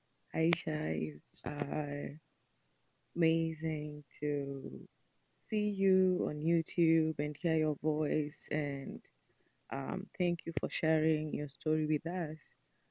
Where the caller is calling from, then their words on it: Seattle, Washington, United States; This is …. I'm speaking from Seattle, Washington.